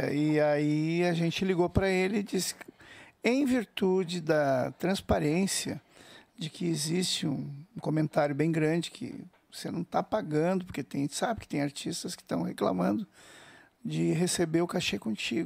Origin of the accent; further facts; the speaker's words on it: Porto Alegre, Rio Grande do Sul, Brazil; nós somos de Porto Alegre e a gente toca quase nada em Porto Alegre